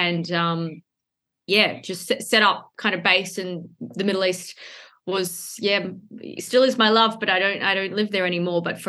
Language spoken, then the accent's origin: English; Perth, Western Australia, Australia; moved away; I grew up in Perth, the most isolated city in the world